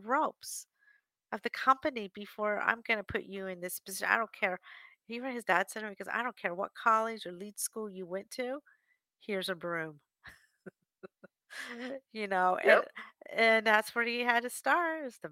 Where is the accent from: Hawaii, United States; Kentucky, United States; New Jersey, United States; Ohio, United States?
New Jersey, United States; also born or lived in Washington, D.C.; I'm from back from Jersey area, a family in Washington, D.C.